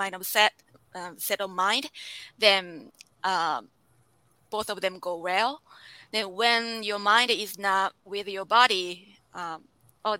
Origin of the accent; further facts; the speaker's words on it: Japan; now in United States; I'm originally from Japan.